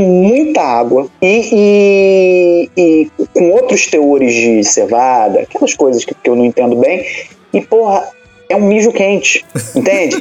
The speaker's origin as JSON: {"language": "Portuguese", "town": "Niterói", "region": "Rio de Janeiro", "country": "Brazil", "moved": "as an adult", "lives_now": "Germany", "said": "sou de Niterói, né? Eu sou de cidade grande e tal"}